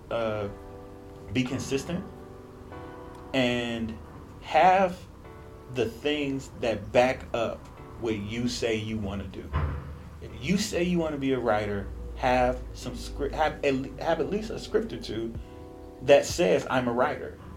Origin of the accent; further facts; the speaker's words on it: Cleveland, Ohio, United States; now in Los Angeles, United States; I'm a writer from Cleveland, Ohio, currently living in Los Angeles, California